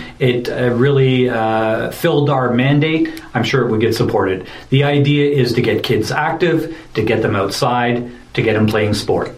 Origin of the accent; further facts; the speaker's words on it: Ontario, Canada; moved away; also born or lived in Vegreville, Alberta; we moved the family from Alberta to Ontario, where I actually grew up as a kid